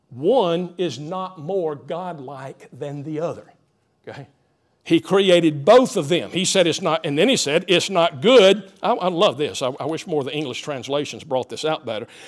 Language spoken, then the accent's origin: English; Greenville, United States; growing up in the Greenville area